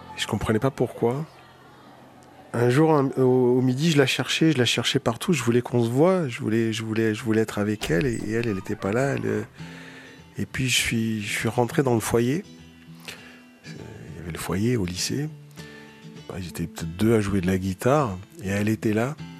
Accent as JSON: {"language": "French", "town": "Marseille", "region": "Provence-Alpes-Côte d'Azur", "country": "France", "tie": "born or raised there", "moved": "as an adult", "lives_now": "Paris, France", "said": "J'habite à Paris. Je viens de Marseille, où j'ai passé les 20 premières années de ma"}